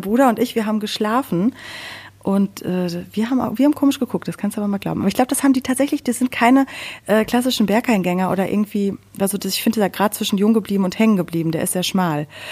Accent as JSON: {"language": "German", "area": "Sauerland", "region": "North Rhine-Westphalia", "country": "Germany", "tie": "born or raised there"}